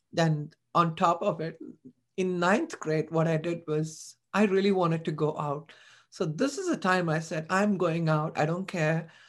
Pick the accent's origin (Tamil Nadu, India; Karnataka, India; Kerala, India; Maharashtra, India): Tamil Nadu, India; Chennai; moved away as an adult; I was born and brought up in Chennai.